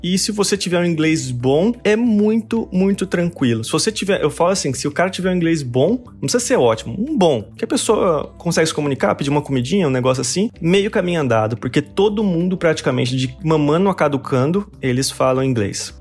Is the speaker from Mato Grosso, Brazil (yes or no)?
yes; Mato Grosso, Brazil; moved away as an adult; now in Jerusalem; eu sou brasileiro, meus pais são goianos e eu nasci no Mato Grosso